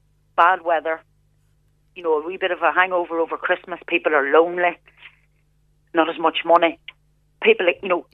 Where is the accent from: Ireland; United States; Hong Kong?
Ireland; Scotchtown, County Monaghan; where we grew up here in North Monaghan, I come from Scotchtown in County Monaghan.